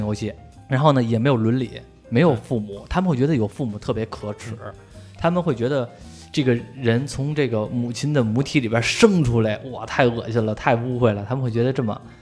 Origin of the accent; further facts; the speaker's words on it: China; 就我们中国人就开始琢磨